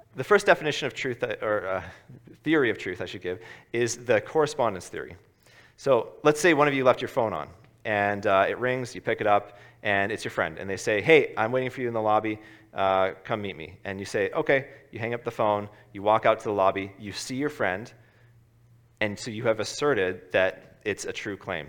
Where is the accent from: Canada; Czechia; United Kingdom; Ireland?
Canada; Ottawa, Ontario; moved away; I'm from Ottawa originally